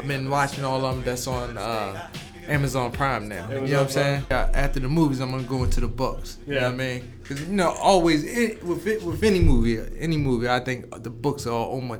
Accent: Annapolis, Maryland, United States; I'm from Annapolis, Maryland. So I'm like 20 minutes from Baltimore, 20 minutes from D.C., in the middle.

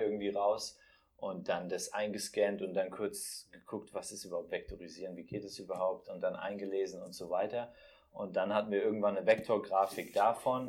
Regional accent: Bensheim, Hesse, Germany; moved away; also born or lived in Frankfurt; ich komme aus Bensheim, kennt man ah. da zwischen Darmstadt und Mannheim

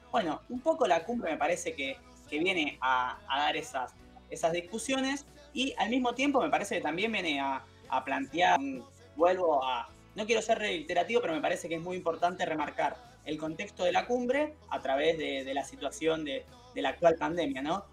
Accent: Argentina; como pueblo argentino

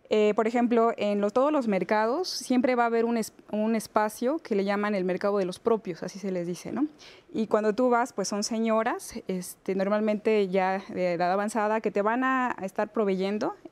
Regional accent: Mixteca Poblana, Puebla, Mexico; moved away as an adult; now in Mexico City, Mexico; yo soy de la Mixteca Poblana, que es una zona bastante árida.

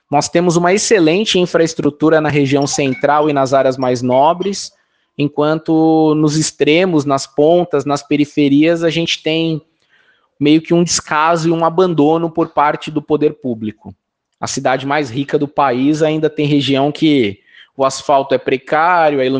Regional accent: São Paulo, Brazil; eu tenho 40 anos de idade, sou nascido e criado aqui na Zona Norte de São Paulo

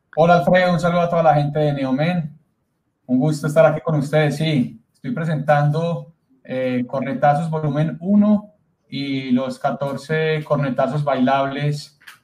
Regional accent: Colombia; aquí en mi país, Colombia

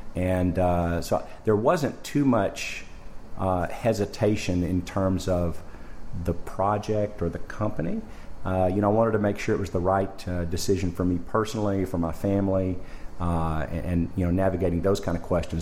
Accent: Arkansas, United States; moved away as an adult; also born or lived in Jackson, Mississippi; now in Ontario, Canada; I'm from, uh, originally from Arkansas in the United States. Went to university there

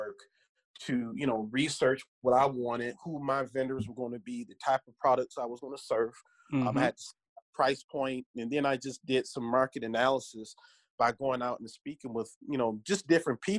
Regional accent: Detroit, Michigan, United States; now in Grand Rapids, United States; I was born and raised in Detroit

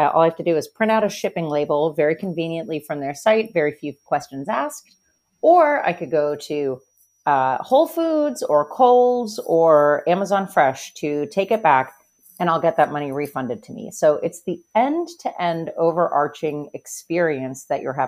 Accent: Pennsylvania, United States; I'm from Pennsylvania

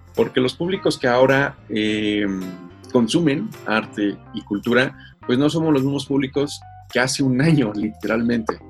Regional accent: Mexico; nosotros como mexicanos

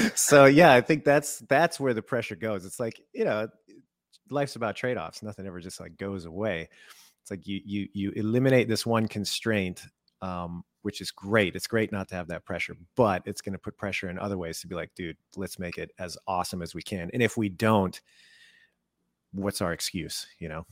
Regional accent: Canada; I was born in Canada

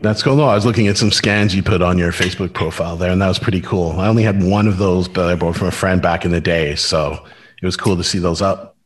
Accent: Surrey, British Columbia, Canada; I was from Cloverdale.

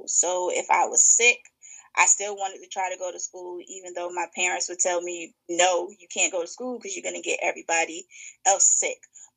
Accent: New York City, New York, United States; accent: Brooklyn; moved away as an adult; also born or lived in Maryland; now in Washington, D.C. area, United States; I'm originally from Brooklyn, New York. So born and raised in New York, and then came to D.C. to go to school, and I've been in the D.C. area ever since.

